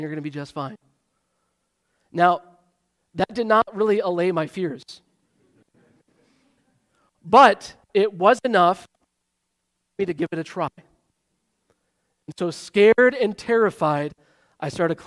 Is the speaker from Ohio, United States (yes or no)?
no; Michigan, United States; now in Wheaton, United States; I grew up in Michigan